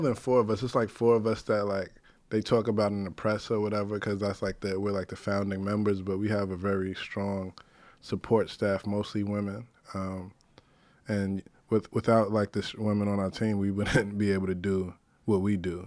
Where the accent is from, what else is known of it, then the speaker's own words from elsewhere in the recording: New York City, New York, United States; I grew up in the North Bronx